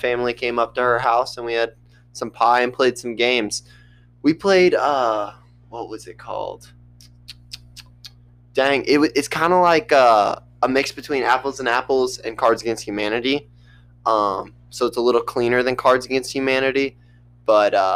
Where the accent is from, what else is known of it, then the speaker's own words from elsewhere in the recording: United States; I'm an American